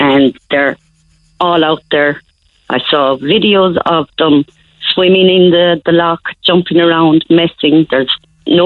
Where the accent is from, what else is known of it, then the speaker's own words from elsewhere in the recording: Kerry, Munster, Ireland; now in Cork, Ireland; I'm from Kerry